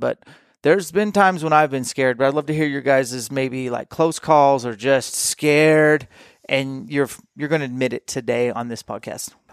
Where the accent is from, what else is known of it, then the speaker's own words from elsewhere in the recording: Washington, United States; I am from Washington